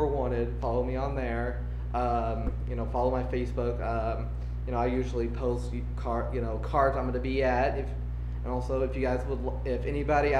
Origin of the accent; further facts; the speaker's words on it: McLeansboro, Illinois, United States; my hometown of McLeansboro, Illinois